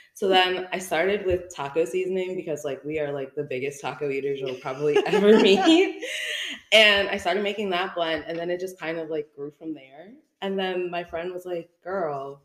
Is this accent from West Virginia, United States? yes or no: no; New Jersey, United States; moved away as an adult; I am Jersey, born and raised. I lived in New Jersey my entire life, and it wasn't until I met my husband and we moved down here in 2019